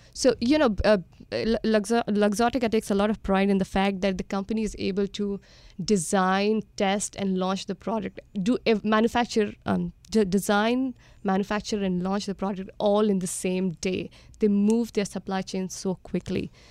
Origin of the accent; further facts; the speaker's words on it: India; born and brought up in India